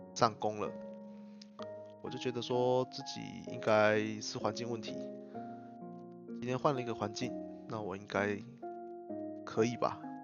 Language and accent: Chinese; Changhua County, Taiwan; also born or lived in Hsinchu; 我的老家在彰化。然后，所以我就回到彰化来休养